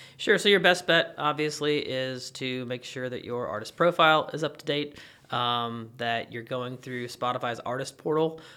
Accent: Kentucky, United States; I'm from Kentucky

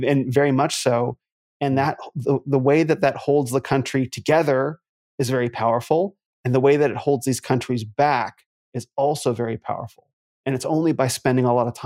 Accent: United States; also born or lived in New Zealand / California

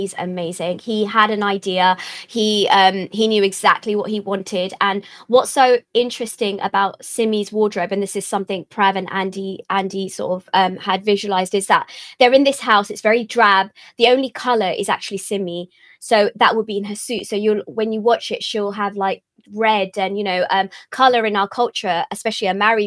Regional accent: United Kingdom; being British Asian actors

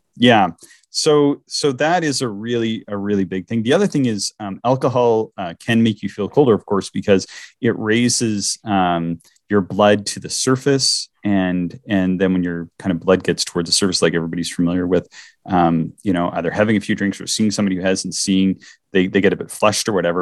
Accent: Eastern Canada, Canada; moved away; I'm from Eastern Canada

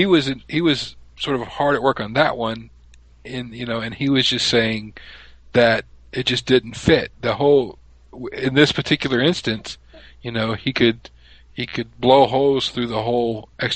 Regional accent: Mobile, Alabama, United States; also born or lived in Russia; I'm originally from Mobile, Alabama. That's where I was born and raised.

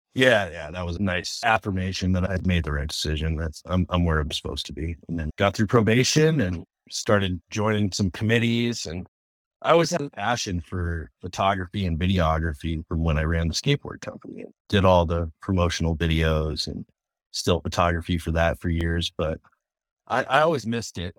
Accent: Tacoma, Washington, United States; I grew up in Tacoma, Wash area

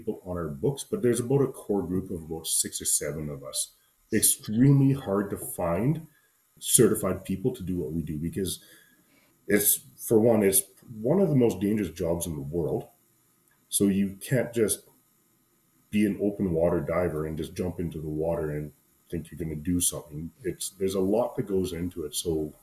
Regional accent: central Alberta, Canada; I'm kind of in central Alberta, just outside of my hometown

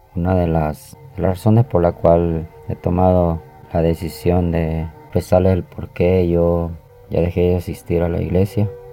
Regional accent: El Salvador; born or raised there

